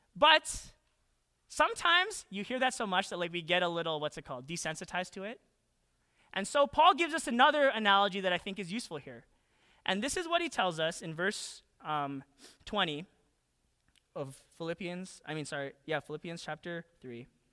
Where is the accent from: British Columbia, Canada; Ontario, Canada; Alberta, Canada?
Alberta, Canada; Calgary; moved away as an adult; now in United States; when I was a kid, I didn't even, like, really think too much about be, being Canadian. I hailed from twenty-three West Point Cor, Southwest, Calgary, Alberta.